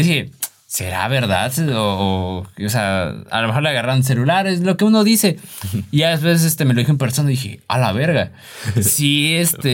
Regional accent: Mexico; siendo mexicanos queremos todo así rápido

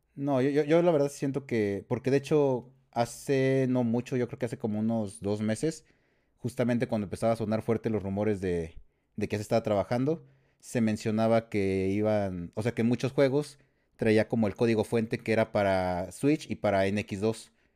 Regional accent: San Luis Potosí, Mexico; de San Luis Potosí, de la, tierra de las enchiladas potosinas

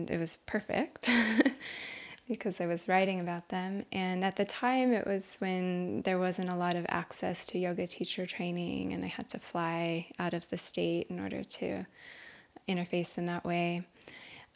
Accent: Albuquerque, New Mexico, United States; moved away; born and raised in Albuquerque, New Mexico

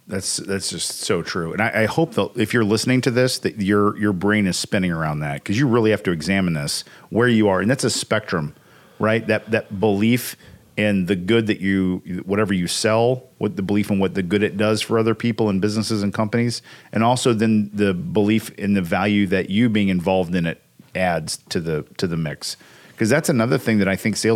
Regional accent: Evansville, Indiana, United States; but I'm from Evansville. Say crick.

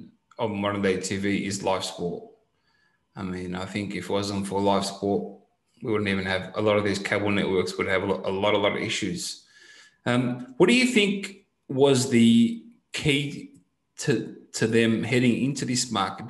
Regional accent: Australia; moved away; I'm originally from Australia

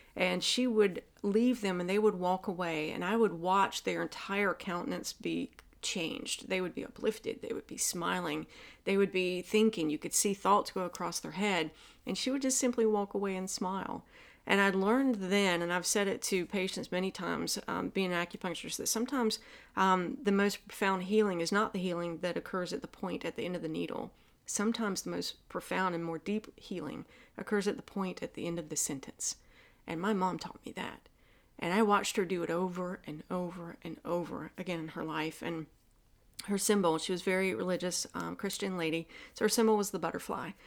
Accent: the South, United States; accent: Southern; my Southern accent

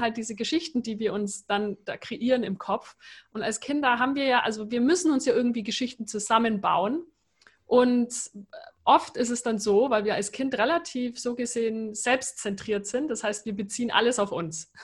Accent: Germany; moved away; also born or lived in United States; als Deutsche

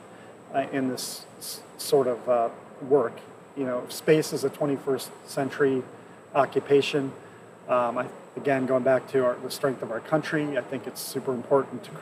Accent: United States; I'm so glad I'm American.

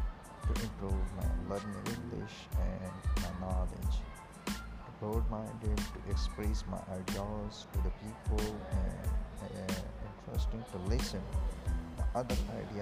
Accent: Pakistan; English is a second language; now in Karachi, Pakistan; I'm from Pakistan, and I am the rural background boy, but I live here in the city center. It is the biggest city, it's called Karachi.

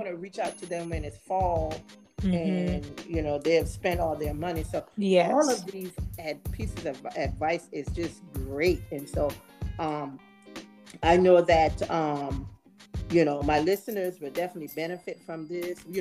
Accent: South Carolina, United States; here in my home state of South Carolina

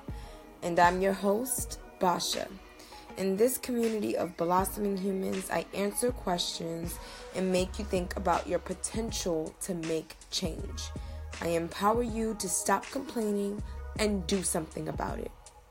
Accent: United States; also born or lived in Ghana; I am a Muslim woman, Black Muslim woman in America.

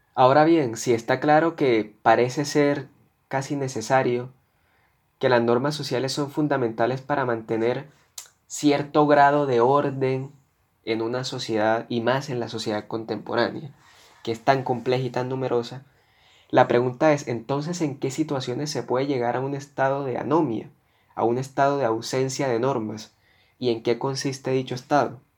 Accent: Colombia; como ciudadano que soy de este país, como colombiano

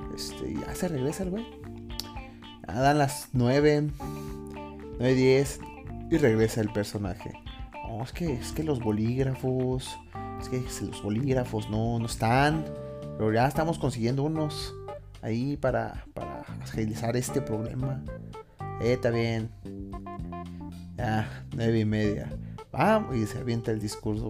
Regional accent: Mexico; also born or lived in Mexico City; como buen mexicano

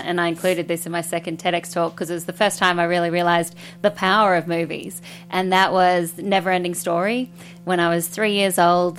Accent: Australia; Exactly that. So we had Bill Collins, who was our Robert Osborne, who would do the late night classic film, and he would introduce all the films.

